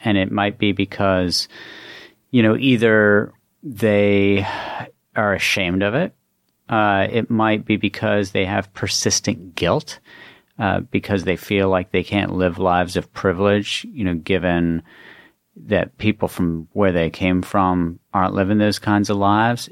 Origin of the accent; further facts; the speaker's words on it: West Virginia, United States; moved away as an adult; also born or lived in Baltimore; I grew up in West Virginia